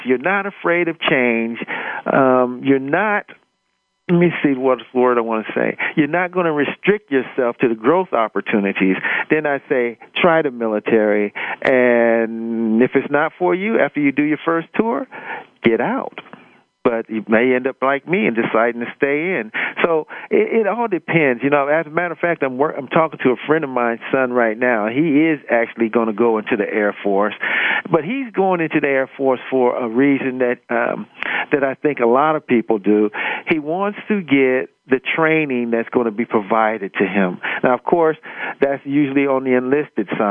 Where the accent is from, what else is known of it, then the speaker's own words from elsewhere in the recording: Akron, Ohio, United States; moved away as an adult; I grew up in Akron, Ohio